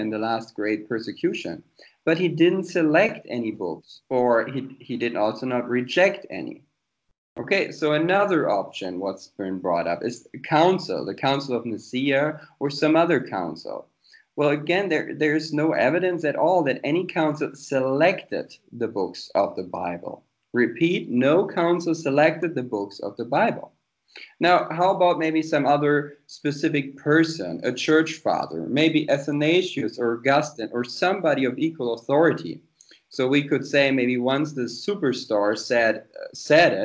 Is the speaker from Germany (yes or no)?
yes; Germany; also born or lived in United States; I was born and raised here in Germany